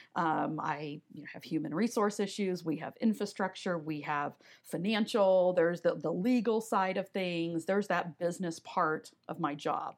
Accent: Omaha, Nebraska, United States; also born or lived in Wayne, Nebraska; I grew up in Omaha, Nebraska

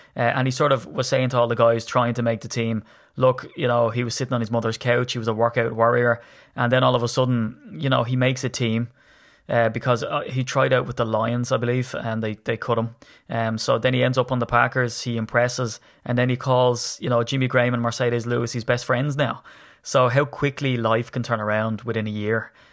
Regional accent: Ireland; I'm Irish

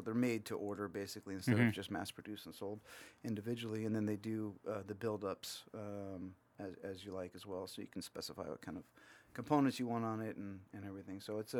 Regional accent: Laguna Hills, California, United States; I grew up in Laguna Hills. So

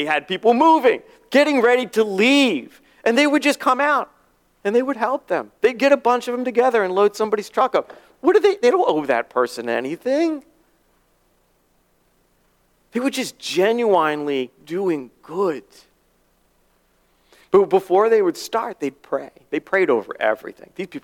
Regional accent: near Aberdeen Proving Ground, Maryland, United States; moved away as an adult; near my hometown at Aberdeen Proving Ground.

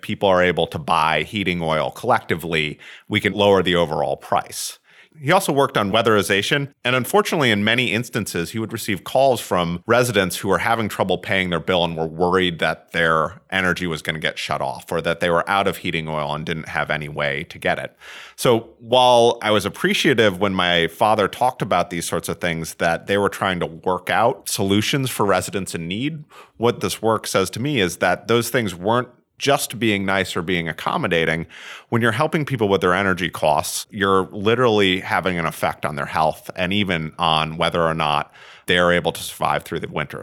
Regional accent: Vermont, United States; I grew up in Vermont for the most part, where it gets very cold in the winter.

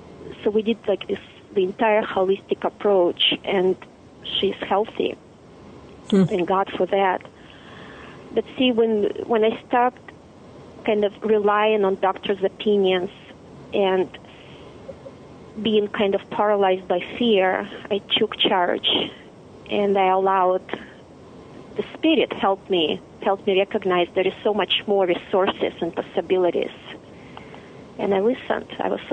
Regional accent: Russia; But what it did for us, it created the deep desire for a life of freedom, choice, and dignity without living this intense contrast back in Russia.

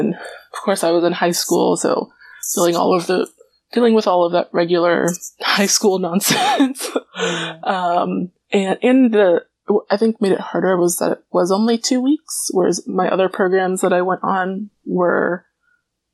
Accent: near Atlanta, Georgia, United States; I grew up just near Atlanta

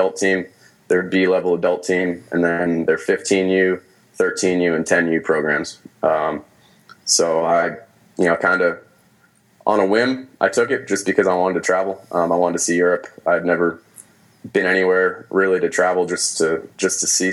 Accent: just outside of Boston, Massachusetts, United States; moved away as an adult; also born or lived in South Carolina; I grew up just outside of Boston

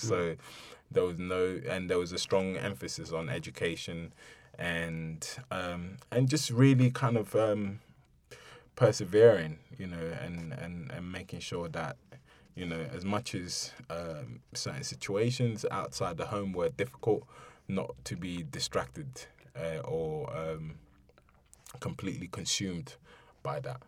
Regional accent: London, United Kingdom; also born or lived in Ibadan, Nigeria; growing up in Bermondsey um, going to school

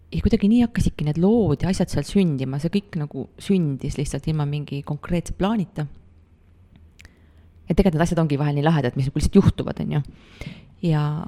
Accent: near Pärnu, Pärnu County, Estonia; moved away; ma olen väiksest kohast pärit, vanemad elavad siiamaani seal Pärnu lähedal

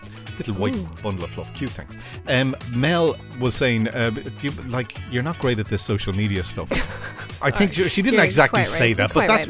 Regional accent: Dublin, Leinster, Ireland; I'm from Drimnagh originally, and I was on my way home from school.

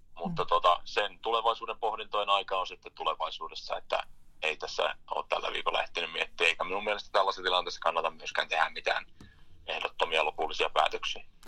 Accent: Inari, Lapland, Finland; lähin tänne Pohjois-Lappiin, Inaariin kotiseuduille

